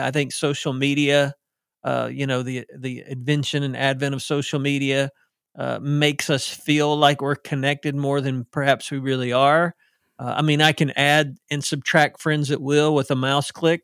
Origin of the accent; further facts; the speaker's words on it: the South, United States; accent: southern; I sound like I'm from the South, 'cause I am